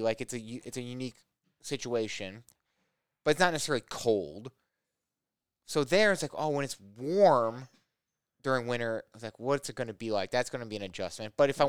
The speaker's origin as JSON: {"language": "English", "region": "Southern Illinois", "country": "United States", "tie": "born or raised there", "also_born_or_lived": "Cleveland, Ohio / Southern Indiana / Portland, Oregon", "moved": "as an adult", "lives_now": "Rockford, United States"}